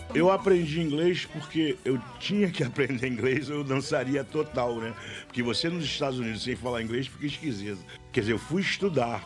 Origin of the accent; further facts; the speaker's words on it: Rio de Janeiro, Brazil; nasci na rua Afonso Pena